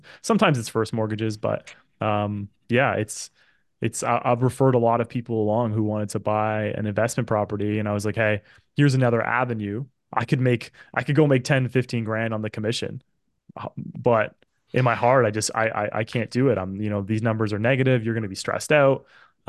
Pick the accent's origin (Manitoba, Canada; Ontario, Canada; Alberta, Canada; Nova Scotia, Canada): Ontario, Canada; Oakville; that's my hometown.